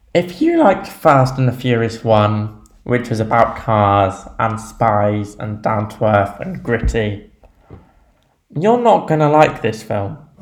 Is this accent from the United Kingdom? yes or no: yes; England, United Kingdom; being English